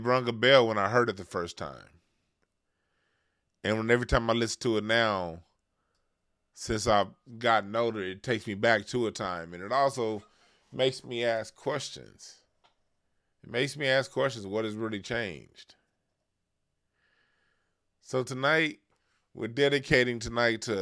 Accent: Los Angeles, California, United States; Being born and raised in Los Angeles, California, that's my home city where I'm from

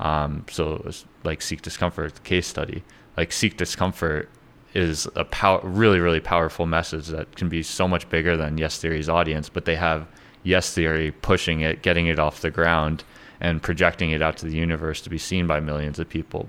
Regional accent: Connecticut, United States; moved away; I'm from Connecticut

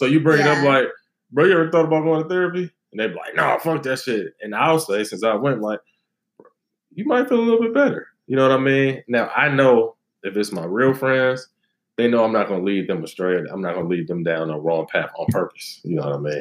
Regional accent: Cleveland Heights, Ohio, United States; moved away as an adult; now in Los Angeles, United States; I'm from Cleveland, you know what I mean? Cleveland Heights

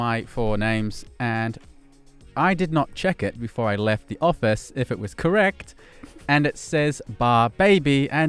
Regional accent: New Zealand; now in Poland; I'm from New Zealand, eh?

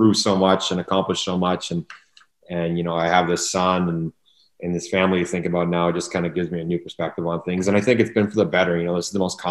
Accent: Ottawa, Ontario, Canada; moved away; we're both born and raised in Kanata.

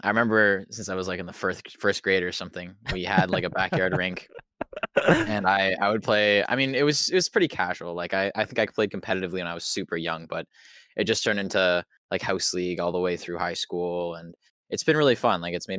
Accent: Ontario, Canada; I'm 23 from Ontario, Canada, I guess.

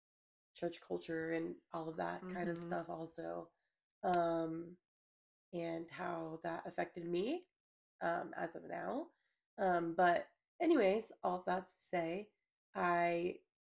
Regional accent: Mount Pleasant, South Carolina, United States; I was born and raised in Charleston, Mount Pleasant, specifically South Carolina.

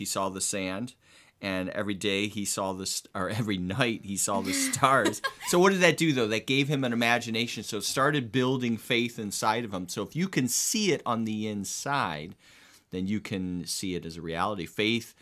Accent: United States; now in Ireland; We're living in Ireland. I'm American

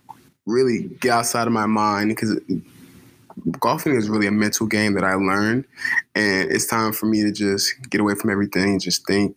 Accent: Atlanta, Georgia, United States; moved away as an adult; I'm originally from Atlanta, Georgia. I went to a high school called Peach Ridge, stationed in Gwinnett County

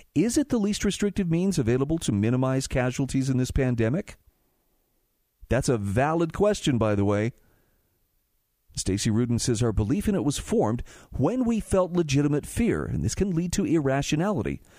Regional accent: Utah, United States; in my home state of Utah

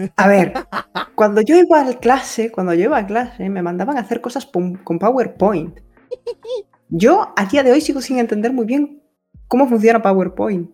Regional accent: Spain; hasta las 3 de la mañana en mi país

